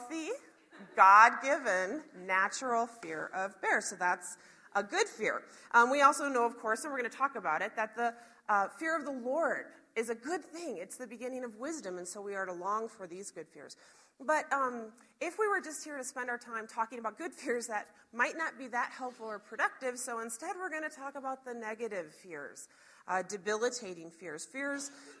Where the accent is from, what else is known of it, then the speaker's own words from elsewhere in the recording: Chicago, Illinois, United States; now in Montana, United States; I'm from Chicago originally